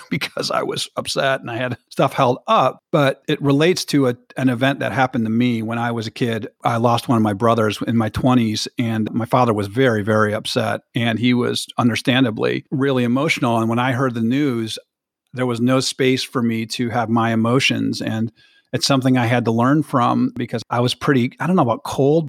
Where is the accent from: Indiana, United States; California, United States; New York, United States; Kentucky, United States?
Indiana, United States; South Bend; now in Michigan, United States; I grew up in South Bend, Indiana, with four brothers